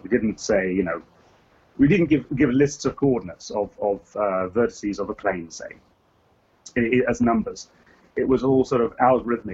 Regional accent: England, United Kingdom; accent: English; moved away as an adult; now in California, United States; I am English. I don't know how English I still sound. I've been here for like uh, uh, nearly thirty years

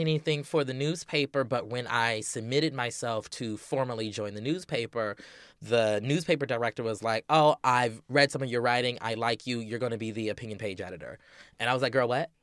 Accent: Charleston, South Carolina, United States; moved away; I'm originally from Charleston, South Carolina, the Low Country, as we call it.

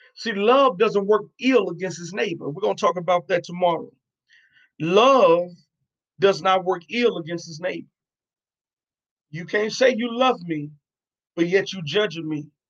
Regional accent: New York, United States; now in Arkansas, United States; I'm originally from New York

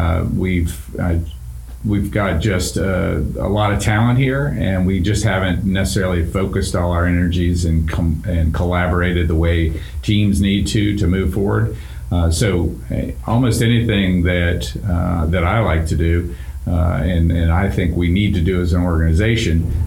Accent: Virginia, United States; moved away as an adult; also born or lived in Pennsylvania; now in North Carolina, United States; I'm a Virginia, native Virginian

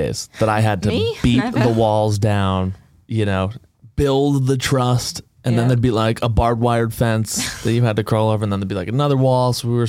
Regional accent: Windham, New Hampshire, United States; I'm from Windham, New Hampshire originally.

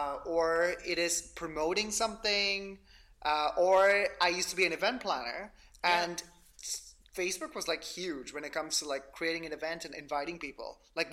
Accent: Dubai, United Arab Emirates; also born or lived in London / Canada; now in Germany; My parents are from India. I was brought up in Dubai, lived in London for some time, moved to Canada, now in fucking Germany.

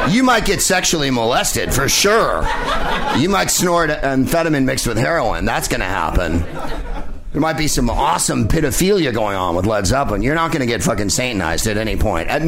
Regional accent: San Francisco, California, United States; I'm from San Francisco, so

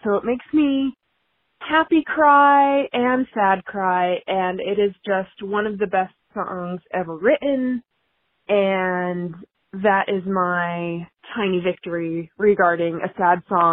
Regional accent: United States; I am an American

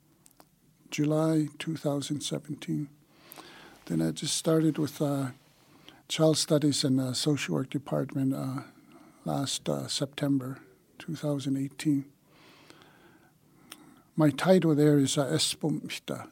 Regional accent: Siksika, Alberta, Canada; moved away as an adult; now in Calgary, Canada; I'm from Siksika, but I've been in the city almost 39 years.

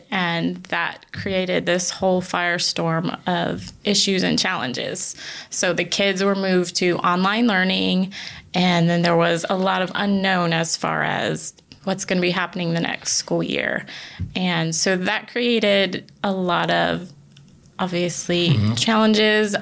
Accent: Connecticut, United States; now in South Carolina, United States; I'm actually originally from the Northeast. I grew up in Connecticut

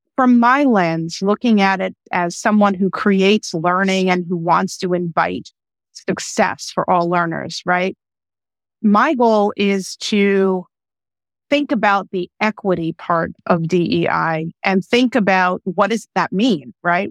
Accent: United States; first language English; also born or lived in Austria

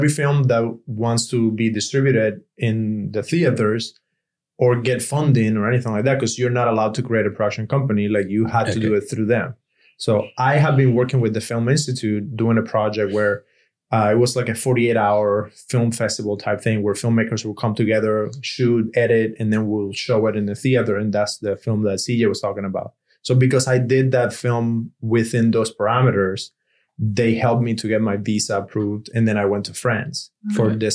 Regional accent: Cuba; English is a second language; moved away as an adult; now in United States; I'm from Cuba

